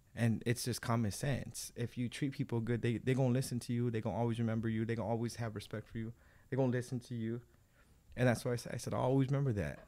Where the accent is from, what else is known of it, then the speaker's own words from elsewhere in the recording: Baldwin Park, California, United States; I grew up in Ballin Park